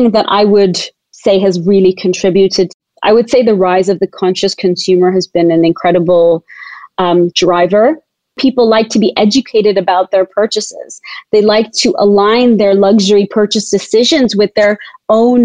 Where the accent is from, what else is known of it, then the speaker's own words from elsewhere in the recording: Tanzania; I was born and raised in Tanzania as a fourth generation Tanzanian to Indian heritage parents.